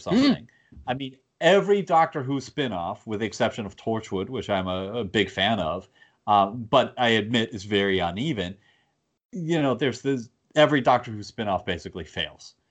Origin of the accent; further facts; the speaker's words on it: United States; as an American